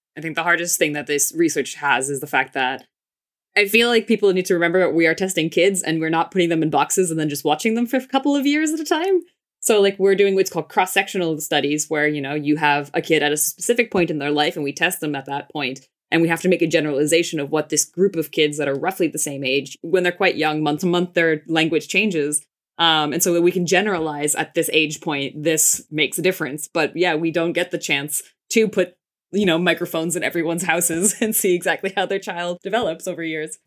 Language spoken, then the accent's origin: English; United States; I grew up in the States.